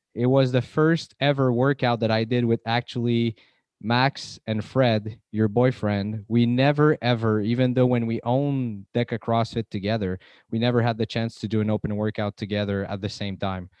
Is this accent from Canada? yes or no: yes; Canada; I'm from Canada